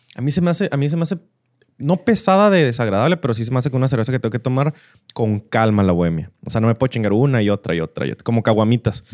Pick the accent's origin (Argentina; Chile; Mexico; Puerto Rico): Mexico; northern Mexico; somos muy norteños, muy de carne asada